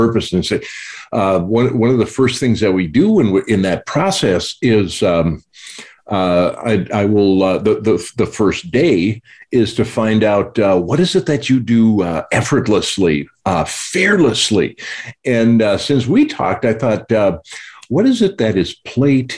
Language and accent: English; North Dakota, United States; Growing up in North Dakota